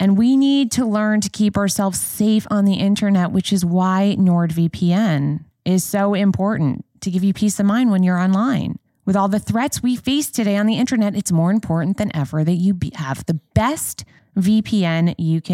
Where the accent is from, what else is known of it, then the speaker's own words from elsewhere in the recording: New York City, New York, United States; accent: New York voice; I, as a New Yorker